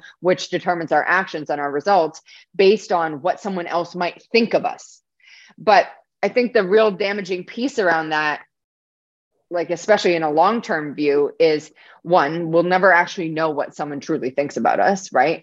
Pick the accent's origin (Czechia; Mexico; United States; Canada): Canada; I'm not even American, I'm Canadian